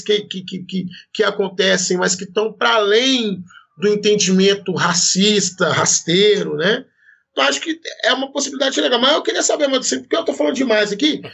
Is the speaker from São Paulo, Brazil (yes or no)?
no; Belo Horizonte, Minas Gerais, Brazil; Eu sou de Belo Horizonte